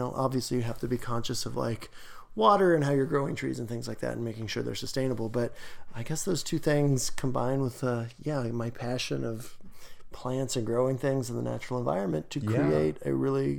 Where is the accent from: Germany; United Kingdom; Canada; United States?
Canada; I'm a Canadian/tree nerd.